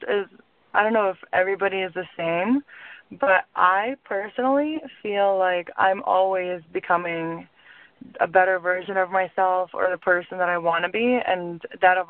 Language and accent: English; Lithuania; also born or lived in suburbs of Chicago, United States / New York, United States; now in Chicago, United States; So originally, I was born in Lithuania. And I moved to the suburbs of Chicago in, 2003, around May. And I, went to high school there.